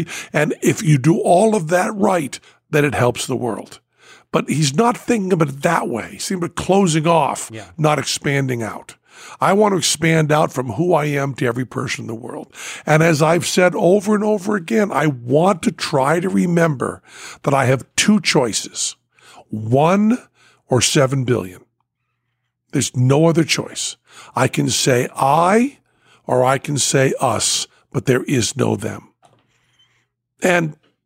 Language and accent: English; United States; The accident of birth makes me in the greatest country in the world.